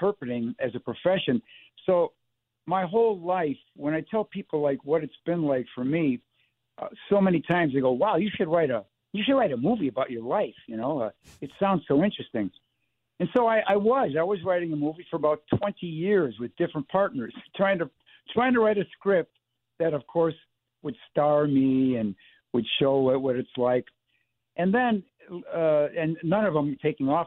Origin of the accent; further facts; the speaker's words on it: Chicago, Illinois, United States; I grew up in Chicago in the 50s and 60s